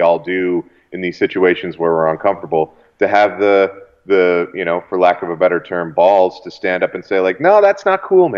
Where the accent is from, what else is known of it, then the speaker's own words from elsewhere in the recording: Canada; as a Canadian